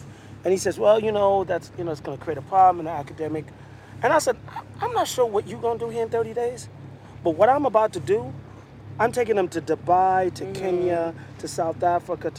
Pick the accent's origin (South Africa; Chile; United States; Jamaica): Jamaica; moved away; I grew up in Jamaica, so I grew up in a predominantly black environment